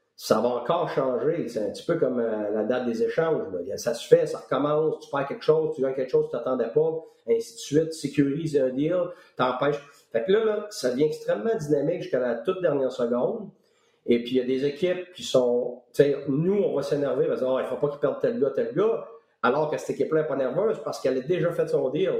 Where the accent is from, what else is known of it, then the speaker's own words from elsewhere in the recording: Quebec, Canada; moved away as an adult; also born or lived in Tampa; ça fait 12 ans que je suis parti du Québec